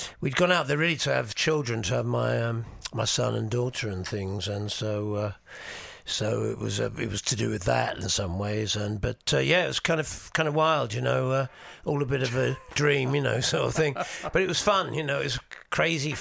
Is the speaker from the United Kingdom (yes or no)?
yes; England, United Kingdom; born or raised there; also born or lived in New York, United States